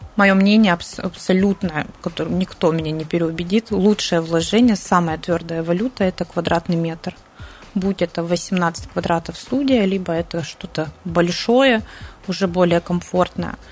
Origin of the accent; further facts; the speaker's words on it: Siberia, Russia; now in Sochi, Russia; Мы, в принципе, сибиряки